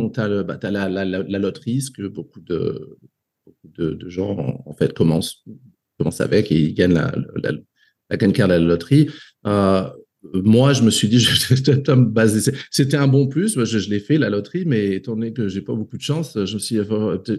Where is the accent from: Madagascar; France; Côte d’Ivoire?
Côte d’Ivoire; Euh, voilà, j'ai grandi en Afrique jusqu'à jusqu'à plus ou moins l'âge de, de, 22 ans, je dirais.